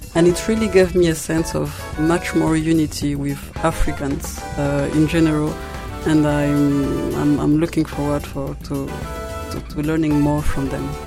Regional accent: Kigali, Rwanda; moved away as an adult; now in Kobe, Japan; I come from Kigali, Rwanda, and I'm currently studying in KIC

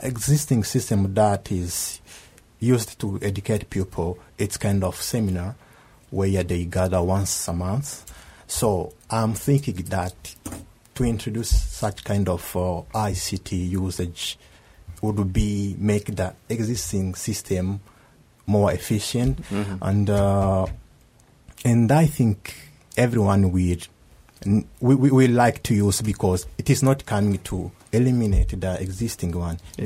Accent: Rwanda; moved away as an adult; now in Kobe, Japan; from Rwanda

